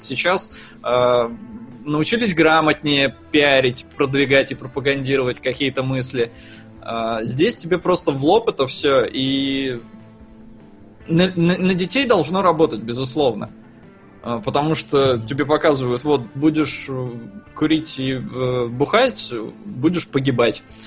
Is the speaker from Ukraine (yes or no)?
no; Estonia; я вырос в Эстонии